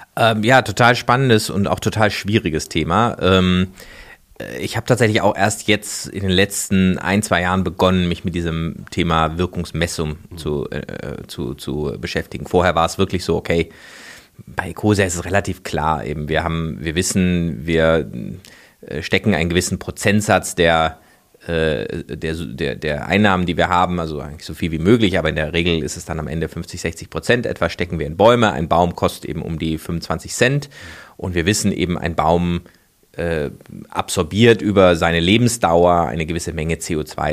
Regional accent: Freiburg, Baden-Württemberg, Germany; ich komme aus Freiburg, äh, das ist ja so eine, so eine Ökostadt

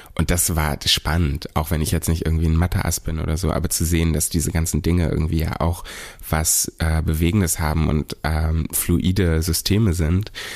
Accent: Berlin, Germany; dass ich hier aufgewachsen bin

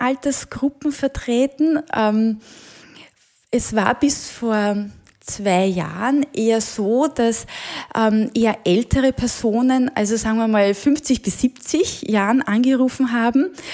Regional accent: Marchfeld, Lower Austria, Austria; ich bin auf einem Ackerbaubetrieb im Machfeld aufgewachsen

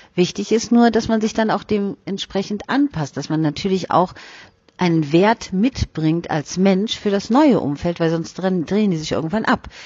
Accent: Germany; Bei uns in Deutschland

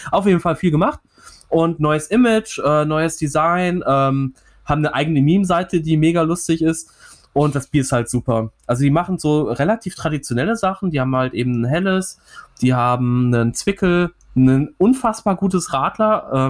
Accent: Bochum, North Rhine-Westphalia, Germany; born there; Bochum, meiner Geburtsstadt auch tatsächlich, muss ich ja sagen. Hier ist der kleine … vor 30 Jahren im St. Elisabeth äh, Krankenhaus geboren worden.

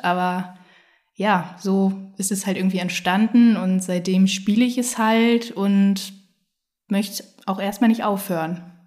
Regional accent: Bonn, North Rhine-Westphalia, Germany; moved away as an adult; also born or lived in Finland / Cologne; now in Hamburg, Germany; bin gebürtige Bonnerin, habe dort auch eigentlich den Großteil meines Lebens gespielt

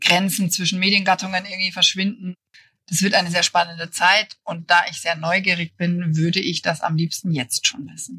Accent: near Munich, Bavaria, Germany; moved away as an adult; also born or lived in Berlin; ich komme aus der Nähe von München, also aus Bayern.

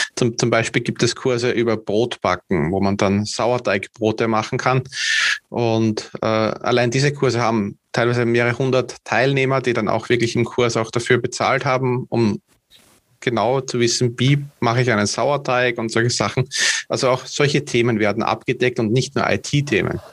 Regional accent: Vienna, Austria; Also ich komme aus Österreich, direkt aus der Hauptstadt.

